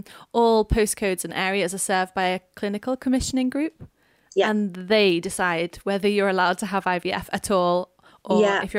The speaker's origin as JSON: {"language": "English", "area": "Wirral", "region": "North West England", "country": "United Kingdom", "moved": "yes", "lives_now": "Wales, United Kingdom", "said": "we live in Wales now, but I'm from England. I'm from the northwest in Wirral"}